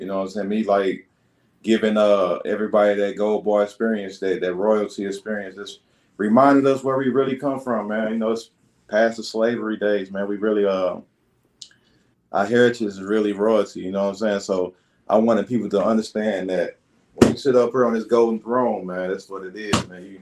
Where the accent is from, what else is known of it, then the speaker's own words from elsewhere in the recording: St. Louis, Missouri, United States; also born or lived in Illinois / Edwardsville; I'm out of St. Louis, Missouri, man. I grew up in St. Louis